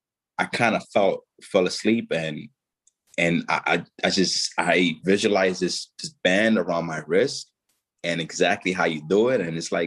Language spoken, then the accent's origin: English; Dominican Republic; my oldest brother ended up passing away tragically in my home in Dominican Republic, my home country.